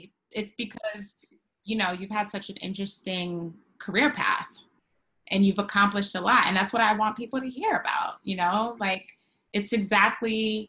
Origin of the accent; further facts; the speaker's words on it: New York, United States; now in Los Angeles, United States; Yeah, because I was a bad hard New Yorker.